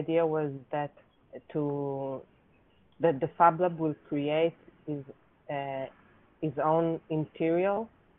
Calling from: Israel; speaking from Israel.

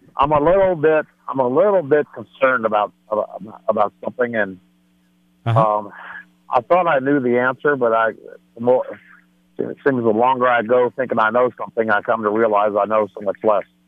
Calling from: Denver, Colorado, United States; I'm calling from Denver

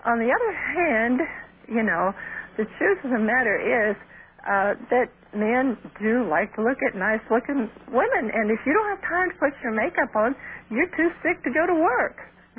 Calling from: Michigan City, Indiana, United States; Michigan City, Indiana.

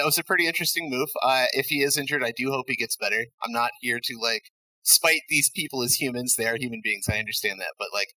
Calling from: Flint, Michigan, United States; I am calling from Flint, Michigan.

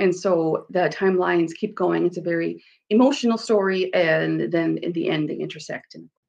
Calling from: South Dakota, United States; I'm joining you from sunny South Dakota.

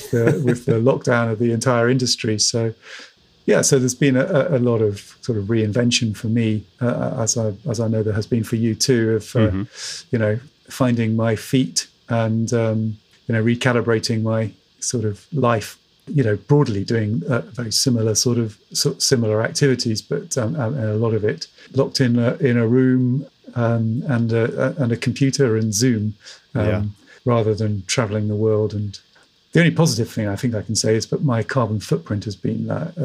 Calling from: Bath, South West England, United Kingdom; I'm calling in from Bath in the southwest of the United Kingdom

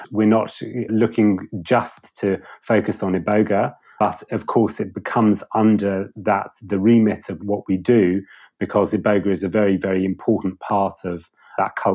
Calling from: South East England, United Kingdom; I'm I'm just outside London, so from the UK.

